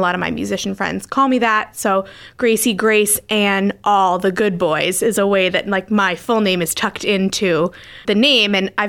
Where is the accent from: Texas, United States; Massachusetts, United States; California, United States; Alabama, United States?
Massachusetts, United States; Scituate; now in Hull, United States; as some of you might know me. I'm from Scituate around the South Shore area and currently living in Hull.